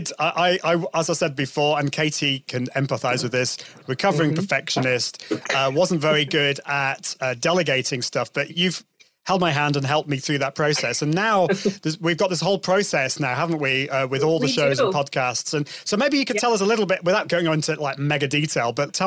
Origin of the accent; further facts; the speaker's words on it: United Kingdom; Because Brits, we like to go both ways, European and I'm more of an Italian kind of person